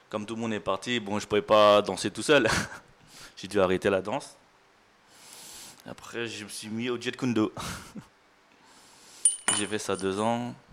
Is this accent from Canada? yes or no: no; Thailand; J'ai fait trois ans, je l'ai fait en France, et je suis parti chez moi en Thaïlande le faire.